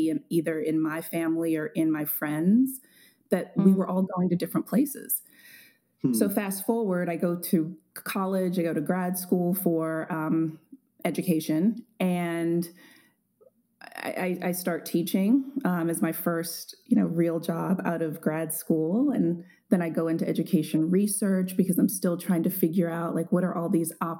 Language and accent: English; Baltimore, Maryland, United States; growing up in Baltimore